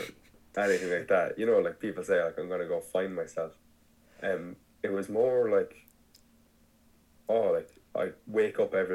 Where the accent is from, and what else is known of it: Ireland